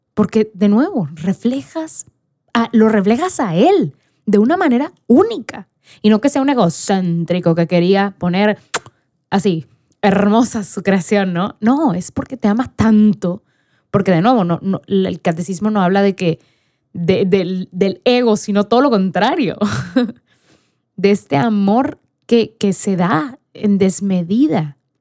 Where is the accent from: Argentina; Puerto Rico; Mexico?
Mexico; yo era la única mexicana